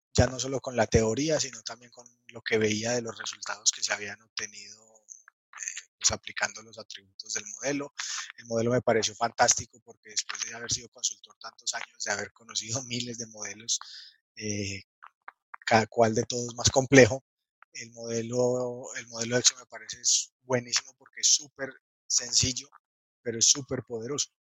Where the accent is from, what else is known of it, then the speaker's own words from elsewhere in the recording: Manizales, Caldas, Colombia; de Colombia, nací en una ciudad pequeña de Colombia que se llama Manizales